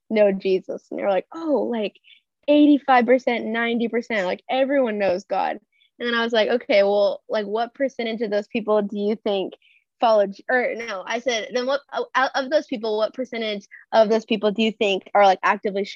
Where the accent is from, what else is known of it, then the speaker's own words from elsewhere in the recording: Minnesota, United States; moved away as an adult; also born or lived in Dallas, Texas; now in Waco, United States; I am from Minnesota originally, so that's where I was born and raised.